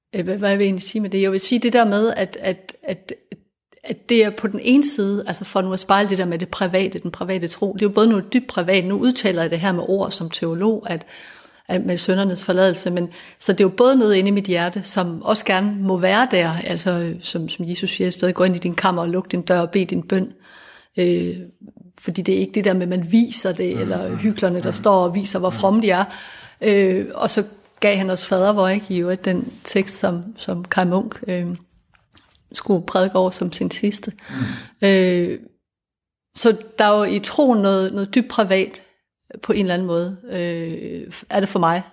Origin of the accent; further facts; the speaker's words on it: Denmark; vi er fælles om at være født i Danmark